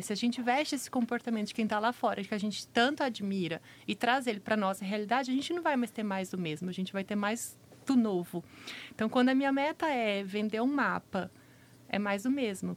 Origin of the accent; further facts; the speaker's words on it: Araçatuba, São Paulo, Brazil; now in Campo Grande, Brazil; Tô falando lá da minha cidade, Araçatuba